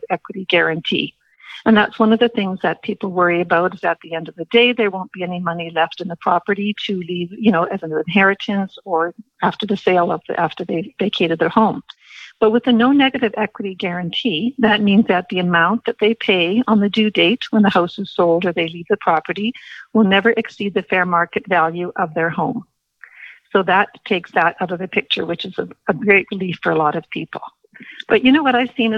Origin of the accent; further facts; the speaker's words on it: Winnipeg, Manitoba, Canada; moved away as an adult; now in Calgary, Canada; I am a former Winnipeg. I was born and raised in Manitoba and a graduate of the University of Manitoba